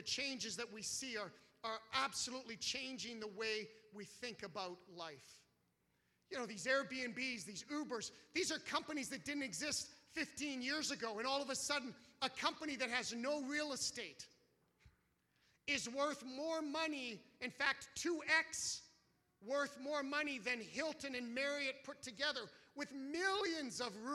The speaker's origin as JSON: {"language": "English", "country": "Canada", "said": "as a Canadian"}